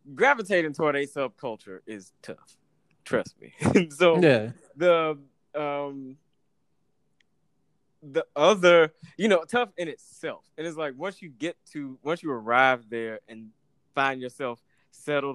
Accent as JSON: {"language": "English", "town": "Atlanta", "region": "Georgia", "country": "United States", "tie": "born or raised there", "said": "As a nigga growing up in Atlanta"}